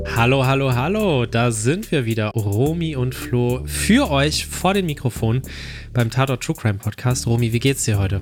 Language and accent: German; Ruhr area, North Rhine-Westphalia, Germany; ich komme ja auch nicht aus Bremerhaven, sondern ich komme aus dem Ruhrgebiet